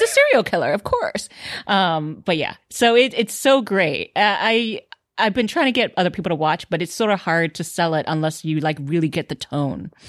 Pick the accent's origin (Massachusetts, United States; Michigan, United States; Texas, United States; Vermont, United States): Texas, United States; Houston; now in Los Angeles, United States; I grew up in Houston, Texas, and there are tons of Asians there